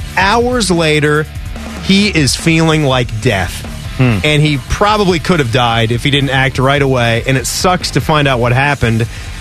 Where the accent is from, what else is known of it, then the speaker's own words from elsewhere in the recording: Virginia, United States; now in Columbus, United States; where we grew up in Virginia